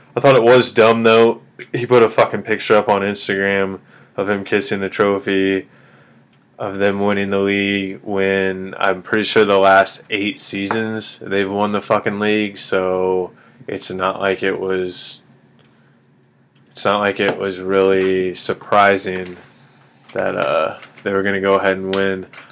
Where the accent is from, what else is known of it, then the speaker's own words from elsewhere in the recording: Kansas City, Missouri, United States; I'm from Kansas City